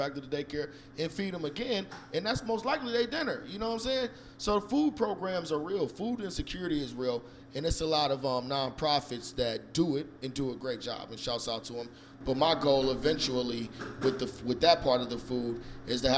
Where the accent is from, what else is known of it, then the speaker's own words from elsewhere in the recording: Cleveland, Ohio, United States; also born or lived in San Francisco, California; now in Richmond, United States; I was raised in Cleveland, but I was born in San Francisco.